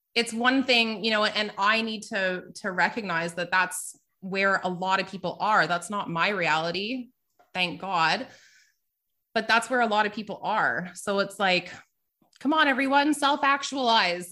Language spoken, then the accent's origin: English; Canada; I'm Canadian